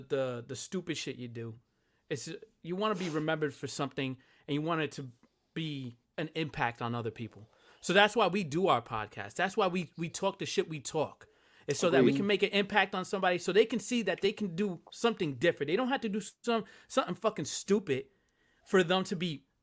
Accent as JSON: {"language": "English", "region": "New Jersey", "country": "United States", "said": "I'm from Jersey."}